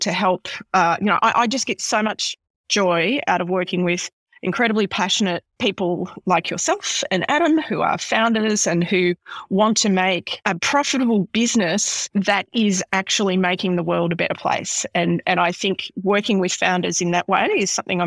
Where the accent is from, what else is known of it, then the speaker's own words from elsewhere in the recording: Horsham, Victoria, Australia; growing up in Horsham in the 70s